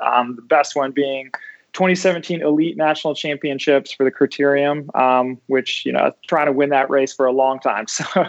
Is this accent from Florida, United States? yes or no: no; Holland, Michigan, United States; I grew up in Holland, Michigan